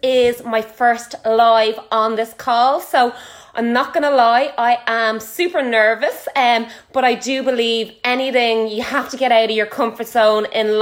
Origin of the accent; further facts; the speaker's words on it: Ireland; I am Irish. I am from Ireland.